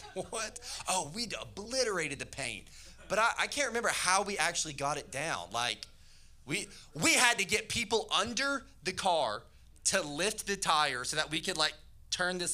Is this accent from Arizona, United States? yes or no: no; Tennessee, United States; I'm from Tennessee